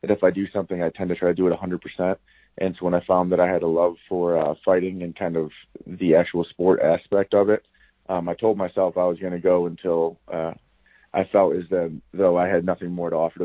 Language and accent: English; Toledo, Ohio, United States; moved away as an adult; I'm originally from Toledo, so about 2 hours to the west